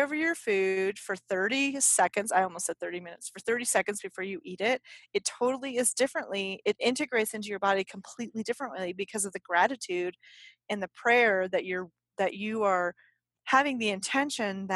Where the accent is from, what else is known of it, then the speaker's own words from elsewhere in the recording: United States; we are American